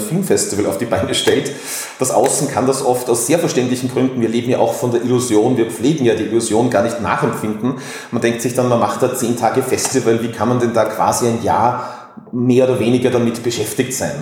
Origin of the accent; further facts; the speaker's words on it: Tyrol, Austria; now in Vienna, Austria; gebürtig in Tirol, äh, dann nach Wien gezogen